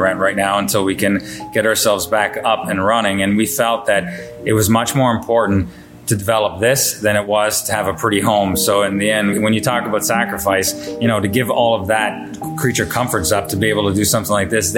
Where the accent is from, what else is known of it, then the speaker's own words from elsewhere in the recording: Niagara-on-the-Lake, Ontario, Canada; I grew up and lived in Line 3 in Niagara-on-the-Lake.